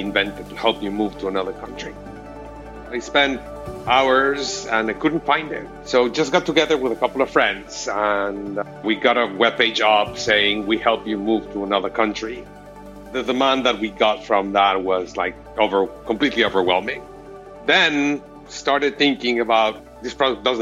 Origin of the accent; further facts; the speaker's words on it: Mexico City, Mexico; now in United States; I was originally from Mexico City, and it took me 11 years to actually get my green card here in the U.S.